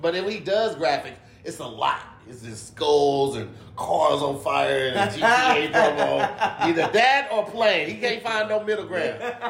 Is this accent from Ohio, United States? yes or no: no; East St. Louis, Illinois, United States; I'm actually from East St.